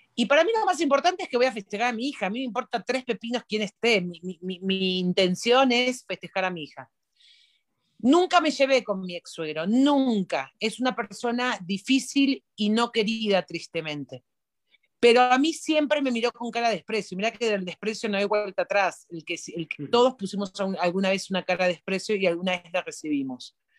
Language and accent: Spanish; Argentina; moved away; los argentinos nos preguntamos